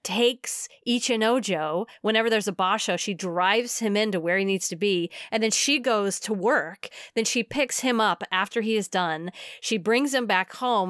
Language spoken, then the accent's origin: English; United States; as an American